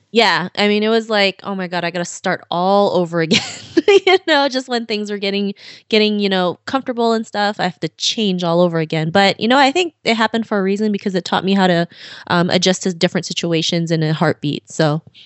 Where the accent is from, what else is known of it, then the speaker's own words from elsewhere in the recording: Philippines; now in Toronto, Canada; I was born and raised in the Philippines, and my father decided to move to Canada to have better opportunities for us